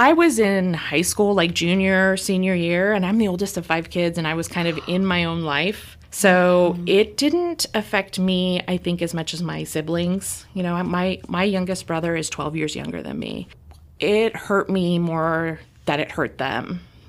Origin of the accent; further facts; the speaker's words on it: California, United States; now in Ohio, United States; That I was from California?